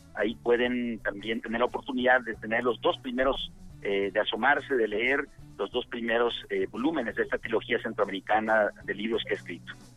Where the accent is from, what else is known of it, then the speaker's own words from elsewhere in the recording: Villa Comaltitlán, Chiapas, Mexico; yo nací a mediados de los eh, de la década del 70 de los años 70 del año del siglo pasado porque mi pueblo Villa de Comaltitlán que está en el Soconusco, en la costa del Pacífico, en Chiapas